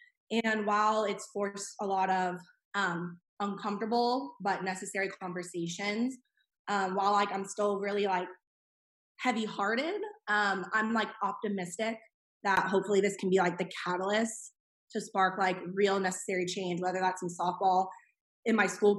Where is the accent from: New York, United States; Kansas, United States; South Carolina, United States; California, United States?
California, United States; Thousand Oaks; moved away as an adult; now in Tennessee, United States; I'm from Thousand Oaks, California. I went to the University of Tennessee, and I am a fifth grade reading teacher.